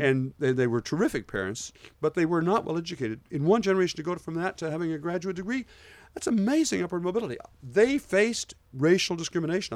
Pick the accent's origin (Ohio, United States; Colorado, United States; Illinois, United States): Ohio, United States; Port Clinton; moved away; When I was growing up in Port Clinton